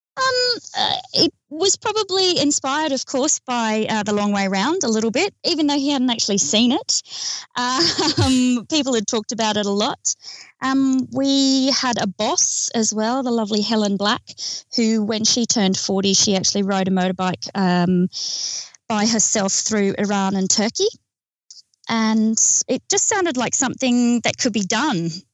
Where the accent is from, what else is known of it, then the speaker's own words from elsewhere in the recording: Australia; We're from Australia.